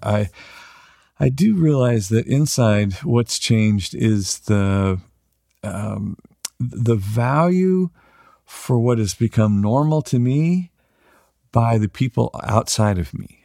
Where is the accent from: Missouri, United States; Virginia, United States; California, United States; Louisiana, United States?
California, United States; Weaverville; we're from Weaverville, thirty-five hundred people